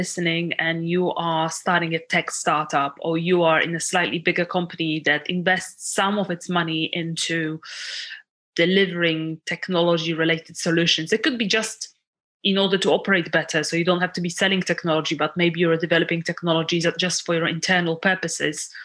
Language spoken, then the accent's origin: English; Poland; moved away as an adult; now in United Kingdom; I was born in Poland. And I came over